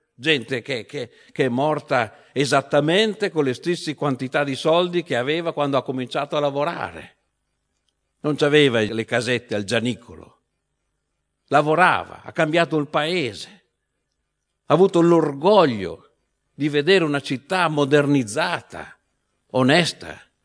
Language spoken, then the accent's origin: Italian; Veneto, Italy; moved away; nella mia terra d'origine che è il Veneto